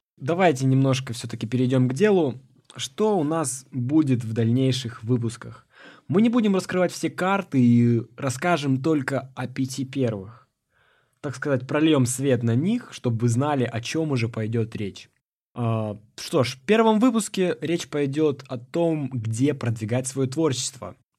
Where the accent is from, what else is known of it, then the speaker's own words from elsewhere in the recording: Nakhodka, Primorsky Krai, Russia; moved away as an adult; now in Saint Petersburg, Russia; Я родом из Города находка. Очень красивый город, э, у моря